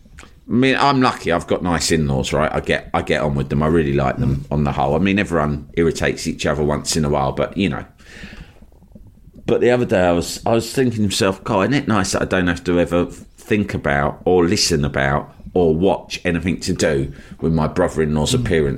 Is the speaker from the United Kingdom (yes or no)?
yes; London, United Kingdom; I was from London